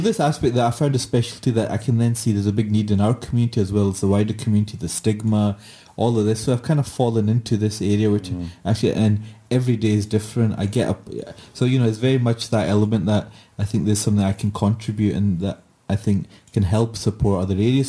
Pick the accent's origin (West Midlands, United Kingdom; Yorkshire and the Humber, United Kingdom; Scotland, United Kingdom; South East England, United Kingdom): Scotland, United Kingdom; Glasgow; I said, Glasgow